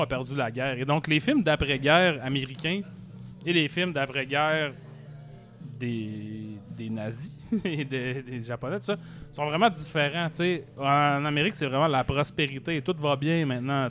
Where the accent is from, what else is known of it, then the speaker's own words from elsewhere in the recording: Arvida, Quebec, Canada; je viens d'Arvida, mettons, Arvida, c'est une ville industrielle